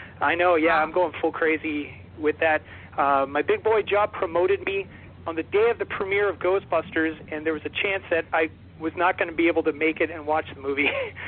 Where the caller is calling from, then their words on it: Ottawa, Ontario, Canada; calling in from Ottawa, Ontario, Canada.